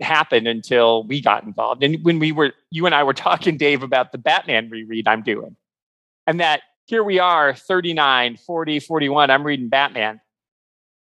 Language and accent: English; United States; as an American